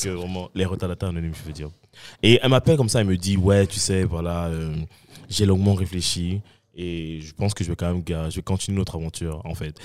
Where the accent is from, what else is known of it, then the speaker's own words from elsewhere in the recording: Cameroon; also born or lived in Saint-Michel, Montreal; now in Montreal, Canada; je suis camerounais, africain et fier